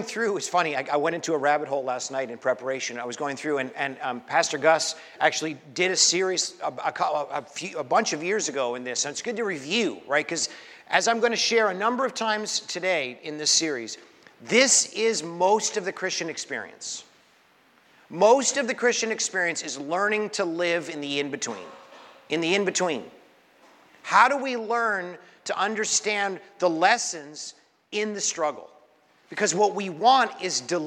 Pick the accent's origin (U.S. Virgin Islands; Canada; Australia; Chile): Canada; now in Brooklyn, United States; I was born in Canada